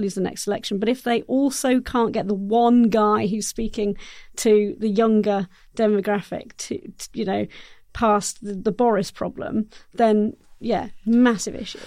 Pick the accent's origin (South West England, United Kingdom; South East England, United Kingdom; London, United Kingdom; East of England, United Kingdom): South East England, United Kingdom; South Oxfordshire; Area where I grew up in South Oxfordshire, quite rural